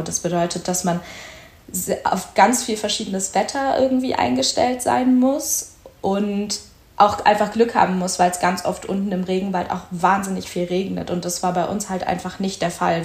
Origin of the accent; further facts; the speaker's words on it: Berlin, Germany; moved away; ich komme eigentlich aus Berlin